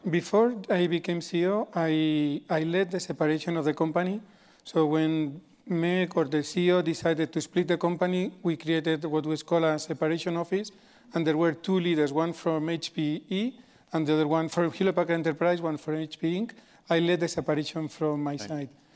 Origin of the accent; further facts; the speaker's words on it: Spain; moved away; I grew up in Spain